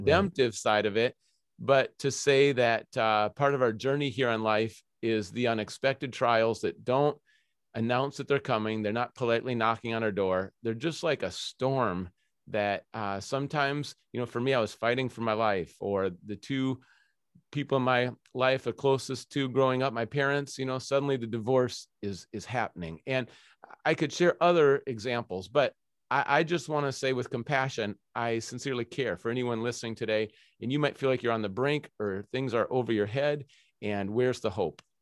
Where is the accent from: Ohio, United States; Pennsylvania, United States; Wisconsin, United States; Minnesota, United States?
Minnesota, United States; also born or lived in Scotland / Zimbabwe; now in Seattle, United States; I'm originally from Minnesota